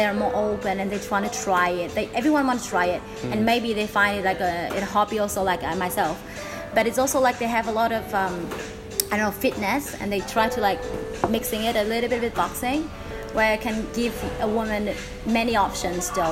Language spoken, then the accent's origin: English; Hanoi, Vietnam; also born or lived in Ho Chi Minh City; I'm from Hanoi. I was born there. Used to live in Ho Chi Minh City for 3 years